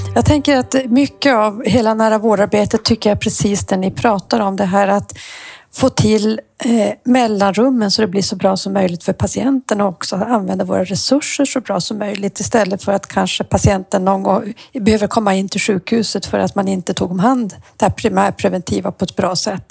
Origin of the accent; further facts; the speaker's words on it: Luleå, Norrbotten County, Sweden; jag är Luleåbo